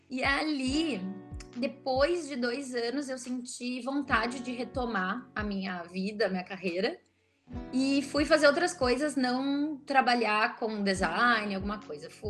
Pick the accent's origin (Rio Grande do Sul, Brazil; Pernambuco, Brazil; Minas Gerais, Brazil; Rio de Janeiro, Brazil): Rio Grande do Sul, Brazil; Porto Alegre; accent: gaúcho; pelo meu sotaque, vocês vão ver que eu sou de Porto Alegre. sou gaúcha.